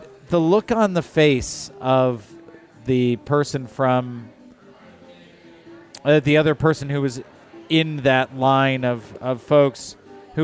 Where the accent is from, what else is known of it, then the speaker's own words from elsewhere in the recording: Michigan, United States; I grew up in Michigan